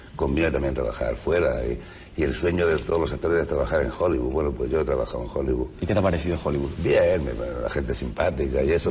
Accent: Region of Murcia, Spain; accent: Murcian; yo me expreso mucho mejor en, español y sobre todo en murciano

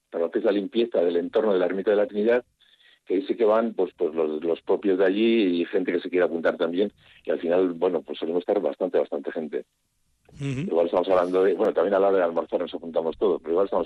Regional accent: Archua, Basque Country, Spain; yo soy de Anchúa, ¿eh? pero bueno, de la Junta de Luna, sí.

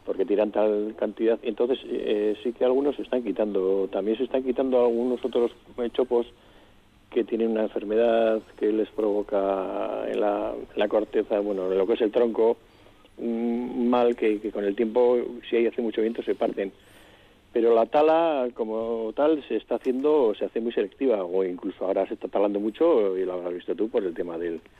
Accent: Vitoria, Basque Country, Spain; Yo soy de Vitoria, esa es, Paco, de Vitoria toda la vida. Yo he nacido en Sancho el Sabio y en la Florida he jugado al cinto

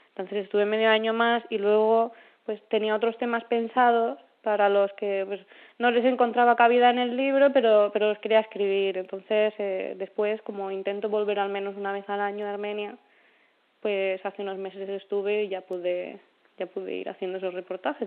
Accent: Ciudad Real, Castilla-La Mancha, Spain; cuando yo era pequeña y, vivía en es un pueblecito de Ciudad Real

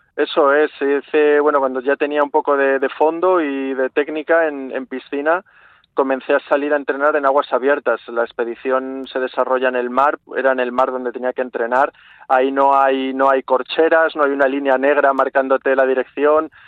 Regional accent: Málaga, Andalusia, Spain; soy de Málaga, eh, de una ciudad de mar

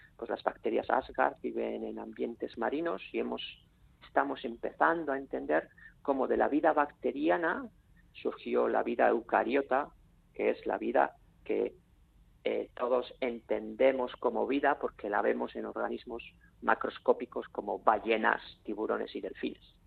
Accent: Bakio, Basque Country, Spain; Yo soy de Baquio

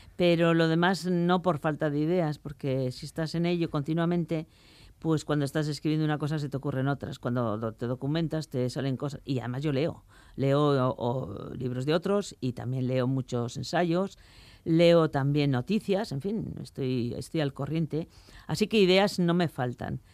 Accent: Vitoria-Gasteiz, Basque Country, Spain; moved away as an adult; also born or lived in France / Paris / London / Koblenz; now in Biscay, Spain; yo soy de Vitoria

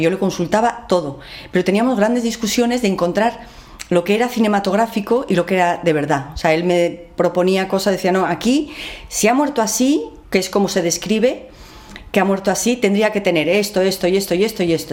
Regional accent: Basque Country, Spain; para mí como vasca que soy

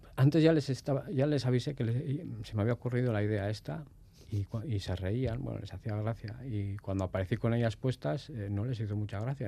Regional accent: Durango, Basque Country, Spain; also born or lived in Barcelona; con un año y medio, dos años, creo que ya estábamos por Durangaldea.

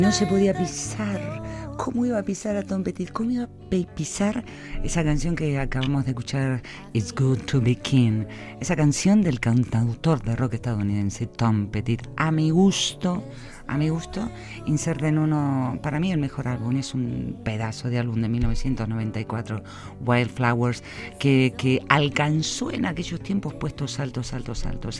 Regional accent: Vitoria-Gasteiz, Basque Country, Spain; Ese museo que tenemos aquí en nuestro pueblito

